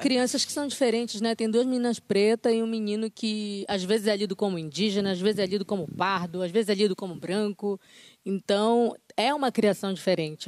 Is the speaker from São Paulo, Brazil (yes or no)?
no; Belém, Pará, Brazil; a gente é de Belém do Pará